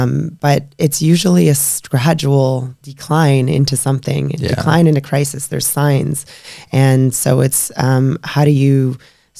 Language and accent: English; British Columbia, Canada; also born or lived in Alberta; I, moved back to BC